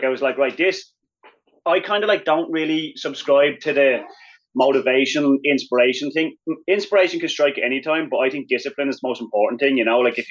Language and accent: English; Wicklow, County Wicklow, Ireland; moved away as an adult; also born or lived in Colorado; growing up in Ireland, I grew up in Wicklow Town, which is like just below Dublin